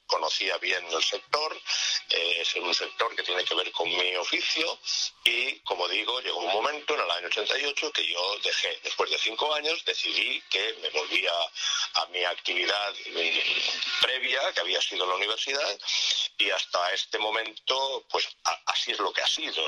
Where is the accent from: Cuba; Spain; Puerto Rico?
Spain; Valencian Community; moved away as an adult; also born or lived in Madrid; país valenciano es un país de ciudades